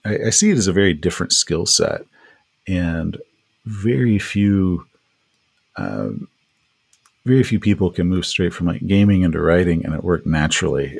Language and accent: English; East Texas, United States; I grew up in East Texas